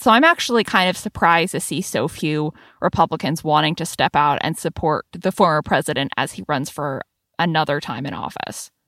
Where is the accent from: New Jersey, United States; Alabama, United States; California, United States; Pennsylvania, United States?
California, United States; San Francisco Bay Area; now in Washington, D.C., United States; to be working for my hometown paper